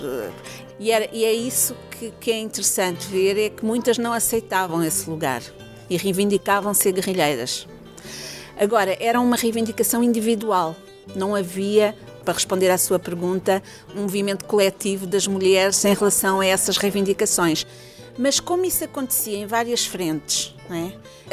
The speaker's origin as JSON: {"language": "Portuguese", "country": "Portugal", "also_born_or_lived": "Angola / Leuven, Belgium", "moved": "yes", "lives_now": "Salvador, Brazil", "said": "eu sou portuguesa"}